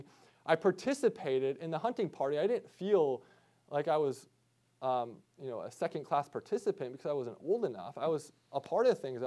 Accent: Midwest, United States; I grew up deer hunting in the Midwest

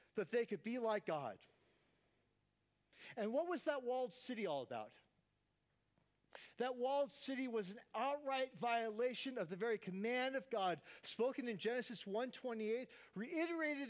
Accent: Oakland, California, United States; Growing up in Oakland, California

